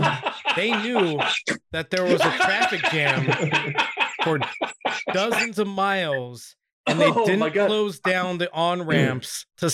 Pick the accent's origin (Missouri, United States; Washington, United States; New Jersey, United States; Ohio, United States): Washington, United States; I grew up in Washington